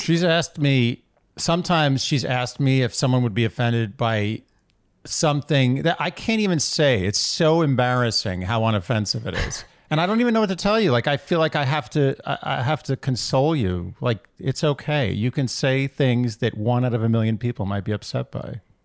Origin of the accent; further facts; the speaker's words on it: New York City, New York, United States; born and raised in New York City